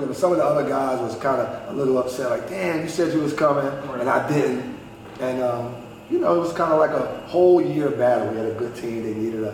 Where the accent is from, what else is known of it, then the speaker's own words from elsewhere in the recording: Philadelphia, Pennsylvania, United States; I'm from North Philly, born and raised